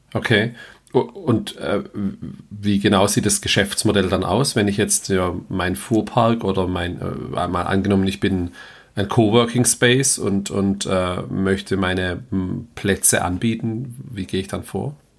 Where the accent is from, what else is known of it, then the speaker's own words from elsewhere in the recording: Heilbronn, Baden-Württemberg, Germany; komme ich selber auch aus Heilbronn